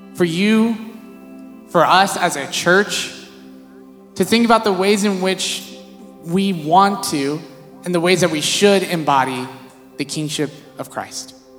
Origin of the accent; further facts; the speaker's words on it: Visalia, California, United States; also born or lived in San Diego; I grew up in Visalia